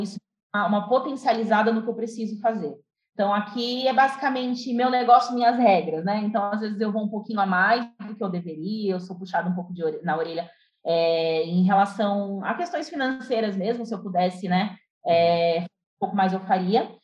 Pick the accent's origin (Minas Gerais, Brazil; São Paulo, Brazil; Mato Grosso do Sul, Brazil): São Paulo, Brazil; Itapevi; also born or lived in Santos; Eu nasci em São Paulo, fui criada em Itapevi, por alguns anos eu saí daqui, fui para Santos, né, com, com os meus pais e retornei para Itapevi